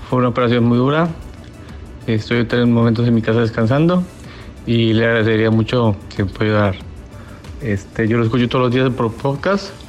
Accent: Monterrey, Nuevo León, Mexico; now in Houston, United States; Radico en la ciudad de Houston. Soy de Monterrey.

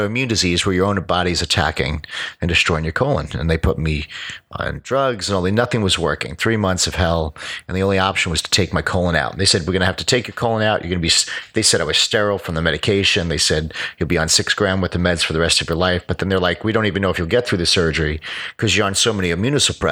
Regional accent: New York, United States; moved away; also born or lived in Sarasota, Florida / Orlando, Florida; I grew up in New York

